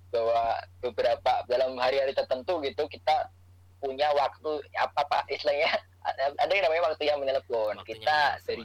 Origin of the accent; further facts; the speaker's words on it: Semarang, Central Java, Indonesia; now in Jakarta, Indonesia; ada bahwa gue tuh orang Semarang yang masih kesasar di Jakarta nggak bisa balik